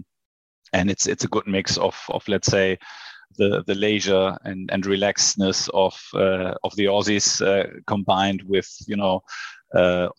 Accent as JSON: {"language": "English", "region": "Hamburg", "country": "Germany", "tie": "born or raised there", "also_born_or_lived": "Sydney / Shanghai", "said": "So I was born in Hamburg. I grew up in Hamburg. Now I live in Hamburg with my family"}